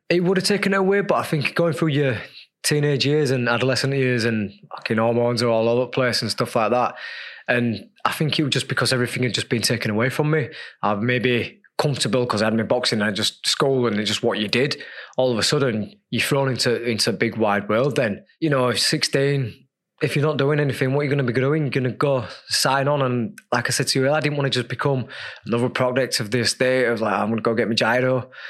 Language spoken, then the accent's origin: English; Leeds, Yorkshire and the Humber, United Kingdom; as a kid growing up in Leeds on you know a council estate